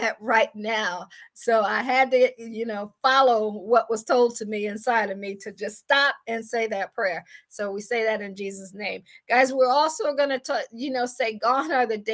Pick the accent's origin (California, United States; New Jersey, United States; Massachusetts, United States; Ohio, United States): Ohio, United States; Akron; moved away as an adult; also born or lived in Washington, D.C. / Baltimore / Boston / Pittsburgh; I am from Akron, Ohio